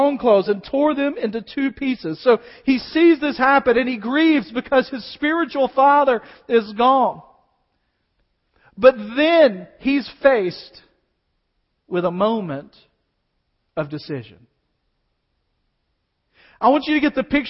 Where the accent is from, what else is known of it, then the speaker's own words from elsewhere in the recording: United States; as American believers